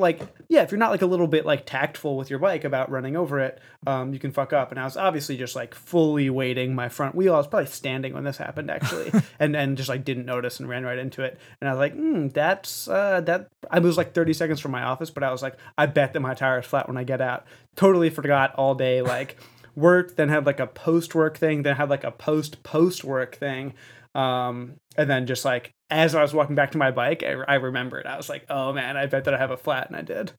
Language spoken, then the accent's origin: English; New York City, New York, United States; I'm from Brooklyn